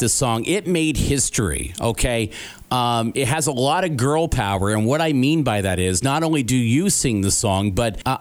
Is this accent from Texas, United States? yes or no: no; Evansville, Indiana, United States; my hometown, Evansville, Indiana